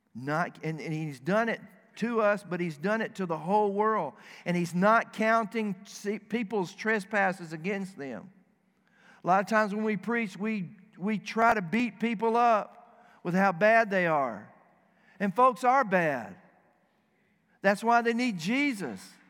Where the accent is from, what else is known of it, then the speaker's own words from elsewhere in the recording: the South, United States; moved away as an adult; now in Dearborn, United States; I am from the South.